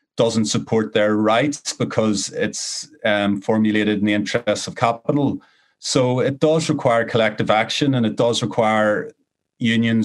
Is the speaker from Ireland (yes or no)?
yes; Ireland; growing up in Ireland.